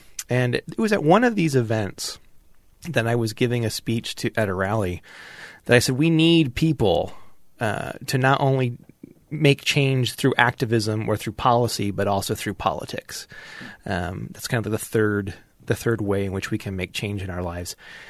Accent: Kearns, Utah, United States; But I grew up in Kearns, I grew up in Kearns, Utah. I went to Kearns High School.

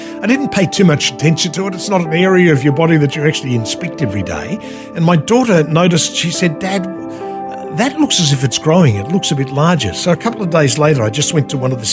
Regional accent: Sydney, New South Wales, Australia; now in Sunshine Coast, Australia; Originally from Sydney, born back in the late 1950s, right? Grew up in Sydney, went to school in Sydney

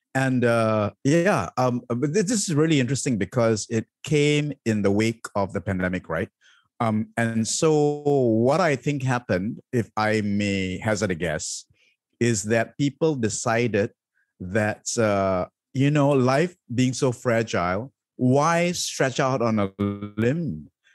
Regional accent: Malaysia; I have chosen to be, identify as Malaysian

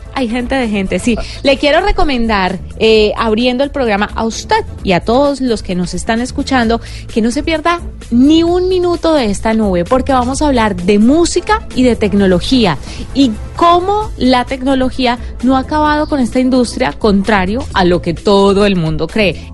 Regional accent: Valle del Cauca, Colombia; somos del Valle y este voz se me sale, a vos

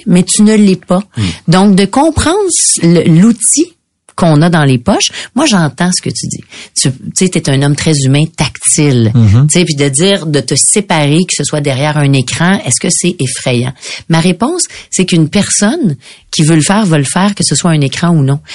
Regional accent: Quebec, Canada; On est québécois

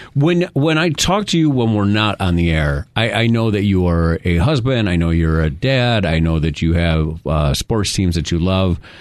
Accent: New York, United States; I'm from New York, so I used to see the state police state troopers

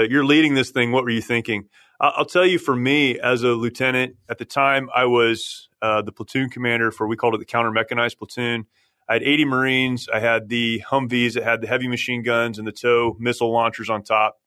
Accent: San Jacinto, California, United States; that's where I grew up, uh, about fifteen minutes from here

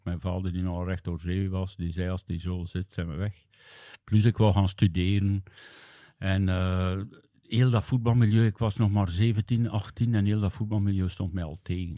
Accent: Hamme, Flanders, Belgium; ik ben opgegroeid in de jeugd van Vigor Hamme, hè, de club van mijn thuisdorp

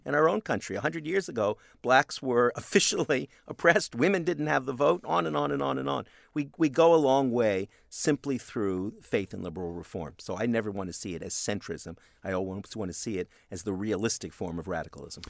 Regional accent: Canada; I'm a Canadian

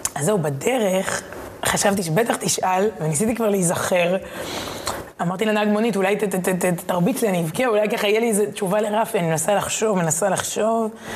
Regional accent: Herzliya, Tel Aviv District, Israel; בתור ילדה בהרצליה

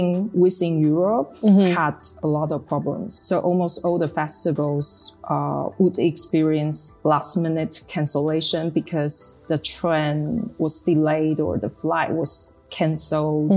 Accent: Taipei, Taiwan; also born or lived in Netherlands / United Kingdom; we are from Taipei

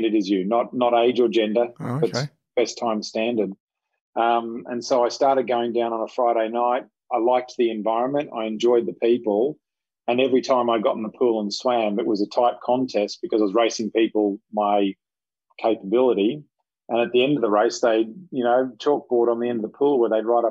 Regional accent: Queensland, Australia; I'm a Queenslander, born and raised.

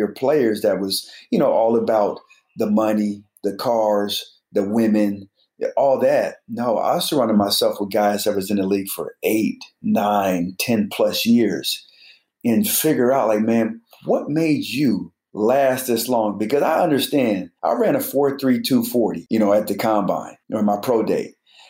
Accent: Colorado Springs, Colorado, United States; I'm from Colorado Springs

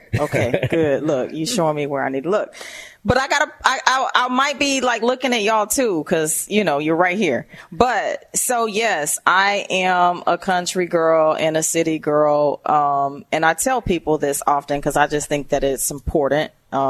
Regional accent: Valdosta, Georgia, United States; was born and raised in Valdosta, Georgia, which is right on the border of Georgia and Florida.

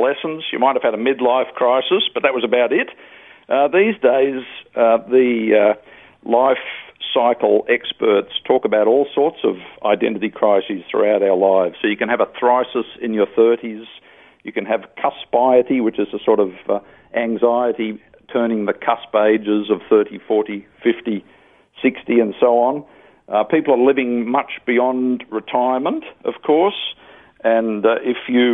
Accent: Australia; I'm an Australian, I'm male

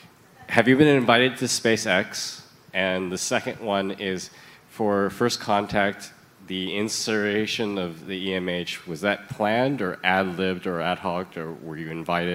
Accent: Los Angeles, California, United States; I'm from Los Angeles.

